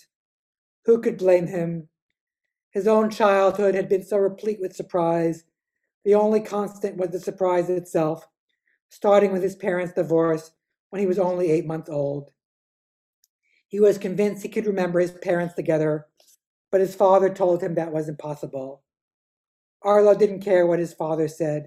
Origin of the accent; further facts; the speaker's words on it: New York City, New York, United States; also born or lived in Cambridge, Massachusetts / Berkeley, California; I grew up on the Upper West Side, on the old Upper West Side